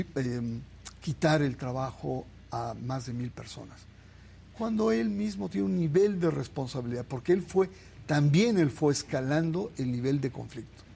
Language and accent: Spanish; Naucalpan, State of Mexico, Mexico; yo soy, yo soy eh, mexiquense en la zona satélite, en mm. Naucalpan